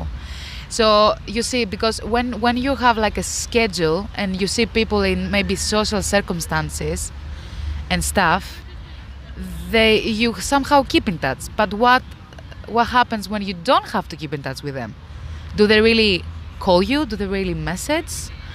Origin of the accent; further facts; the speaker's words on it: Greece; now in United Kingdom; I'm originally from Greece.